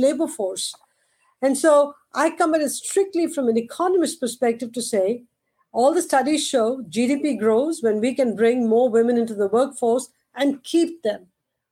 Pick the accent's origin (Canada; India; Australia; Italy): India; moved away as an adult; now in United States; growing up in India